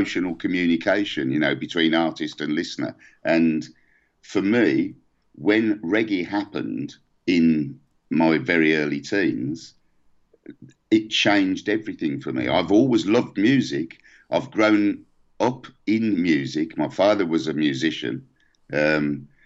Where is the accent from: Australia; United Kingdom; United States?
United Kingdom; England; we're English